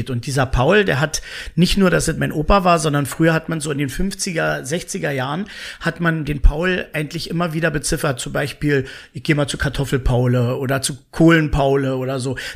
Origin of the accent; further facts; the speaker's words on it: Berlin, Germany; born there; Siegfriedstraße, wenn ich da hinlaufe, dann erkenne Klinik eigentlich Neukölln so nicht wieder.